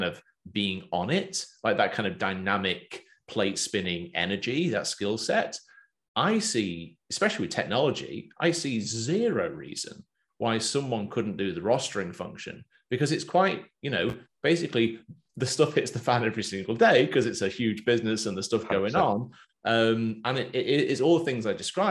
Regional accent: England, United Kingdom; accent: Pommy; moved away as an adult; now in Australia; I've got my Pommy accent. I sound like an Englishman. Been there 12 years now.

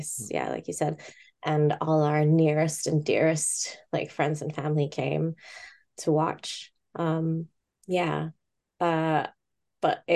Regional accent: Bangkok, Thailand; moved away as an adult; also born or lived in Hong Kong (family) / Coventry; now in United Kingdom; I was born in Bangkok, and my family's from Hong Kong. Mm-hmm. So I lived in Bangkok until I was 18.

